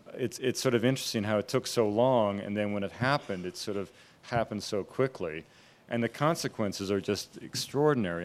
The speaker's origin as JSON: {"language": "English", "region": "British Columbia", "country": "Canada", "tie": "born or raised there", "said": "I grew up in British Columbia"}